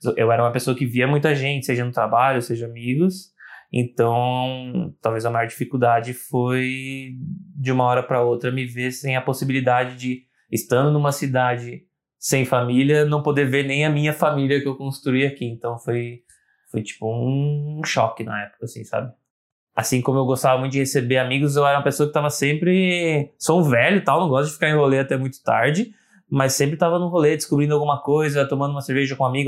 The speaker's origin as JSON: {"language": "Portuguese", "country": "Brazil", "said": "eu, como brasileiro"}